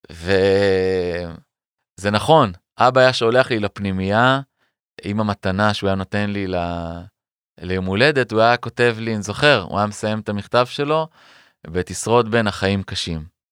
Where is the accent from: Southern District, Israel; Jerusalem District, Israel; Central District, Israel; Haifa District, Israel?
Southern District, Israel; Beersheba; born there; also born or lived in Ramat Aviv / Arad / Lotem / Metzuba; ונולדתי בסורוקה בבאר שבע, וששם נקודת הפתיחה של חיי, ו... ורמת אביב ג', וערד, והפנימייה, וקיבוץ לוטם ומצובה בצפון, ותל אביב.